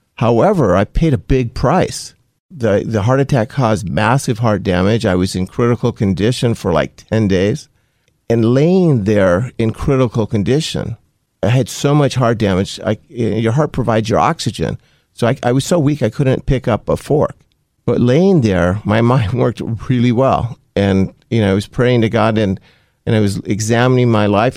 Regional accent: Compton, California, United States; also born or lived in Los Angeles County; my childhood up until high school was in Compton, uh, California

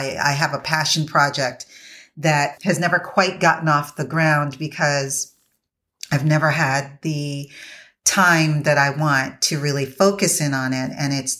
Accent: U.S. Virgin Islands; And it's centered on where I grew up in the Virgin Islands and the effects that it's had on there.

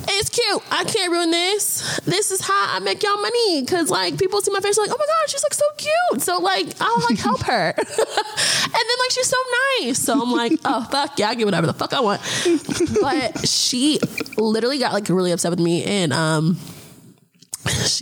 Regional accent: Atlanta, Georgia, United States; moved away as an adult; also born or lived in Gwinnett County, Georgia / Cobb County, Georgia; now in Los Angeles, United States; I am born and raised in Atlanta

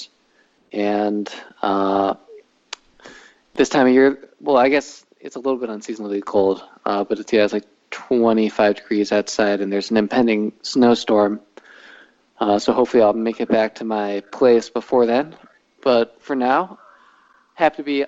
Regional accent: Ohio, United States; moved away; My family is in Florida, but I grew up in Ohio

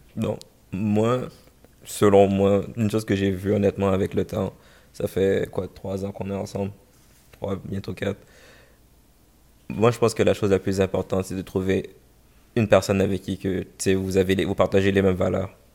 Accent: Montreal, Quebec, Canada; born or raised there

